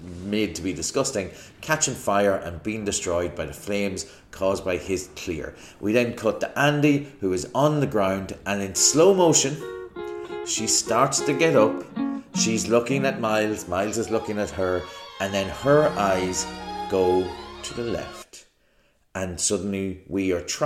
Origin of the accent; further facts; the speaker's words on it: Ireland; I'm an Irish person